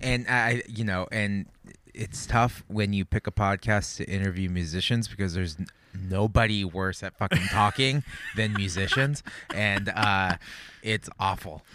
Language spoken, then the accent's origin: English; Santa Barbara, California, United States; born and raised in Santa Barbara